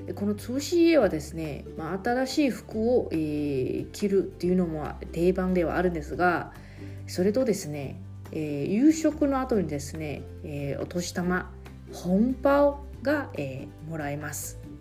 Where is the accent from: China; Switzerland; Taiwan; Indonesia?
Taiwan; moved away as an adult; now in Okinawa, Japan; 私台湾出身の記者